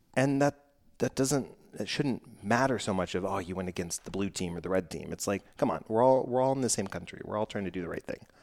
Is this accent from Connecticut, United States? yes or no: no; Texas, United States; I'm from Texas.